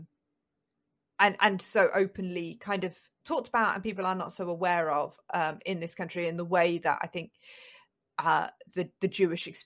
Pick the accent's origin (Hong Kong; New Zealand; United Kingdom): United Kingdom; we as British